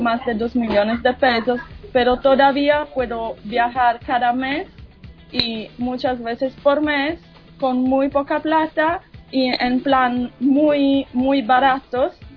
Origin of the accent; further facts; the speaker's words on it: Sardinia, Italy; Spanish is a second language; now in Colombia; de la isla Sardeña